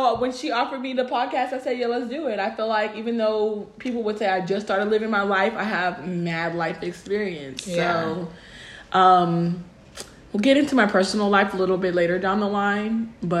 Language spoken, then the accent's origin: English; Los Angeles, California, United States; now in Texas, United States; I'm originally from Los Angeles, California. I moved here for school, but it really didn't work out.